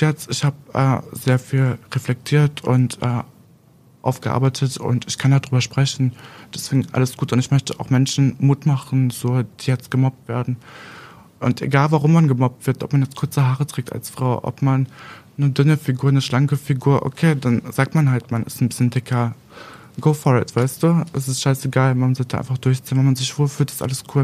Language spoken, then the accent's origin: German; Aurich district, East Frisia, Lower Saxony, Germany; also born or lived in Berlin; Ja, also ich komme aus Landkreis Aurich.